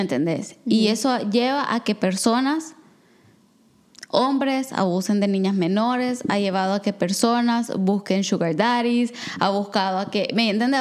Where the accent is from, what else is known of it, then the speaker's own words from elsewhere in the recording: El Salvador; moved away as an adult; now in Canada; soy salvadoreña